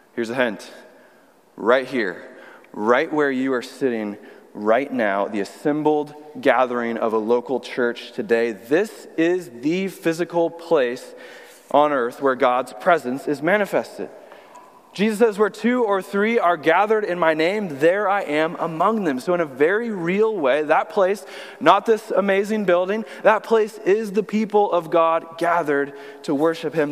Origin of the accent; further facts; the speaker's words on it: Austin, Texas, United States; moved away as an adult; also born or lived in Illinois / North Carolina / Burlington, Vermont / Bayside, Queens, New York; now in New York, United States; I'm originally from Austin, Texas, is where I grew up my whole life